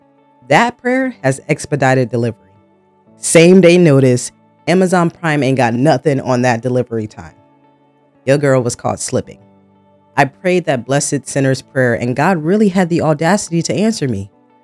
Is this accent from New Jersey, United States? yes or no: yes; New Jersey, United States; So yes, born and raised in Jersey. I grew up in a suburban area, so not poor, but not rich either. I moved around a lot in my childhood, some different cities within Jersey and some states 2-3 hours from Jersey.